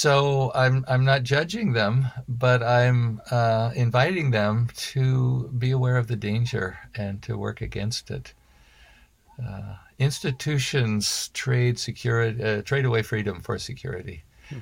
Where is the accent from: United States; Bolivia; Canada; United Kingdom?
United Kingdom; Well, maybe I'm British.